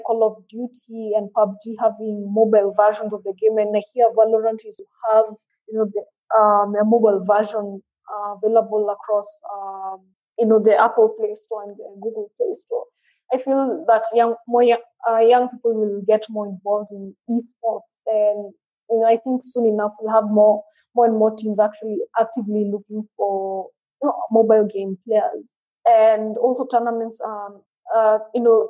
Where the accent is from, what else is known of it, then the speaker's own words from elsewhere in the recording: Kenya; now in Nairobi, Kenya; here in Nairobi, rather in Kenya